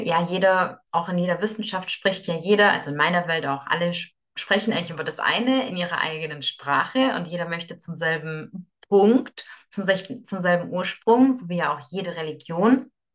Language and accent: German; Moscow, Russia; moved away; ich bin in Moskau geboren